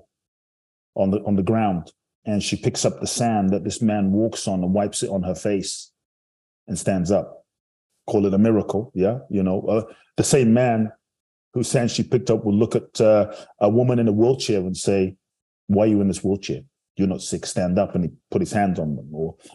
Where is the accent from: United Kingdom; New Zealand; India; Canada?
United Kingdom; London; also born or lived in Ghana; now in United States; I grew up in London and live in the US now